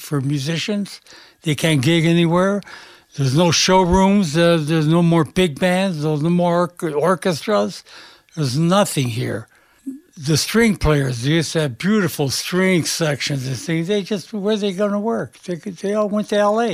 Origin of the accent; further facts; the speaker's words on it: Pittsburgh, Pennsylvania, United States; moved away as an adult; now in Las Vegas, United States; We're up from Pittsburgh, there wasn't any work.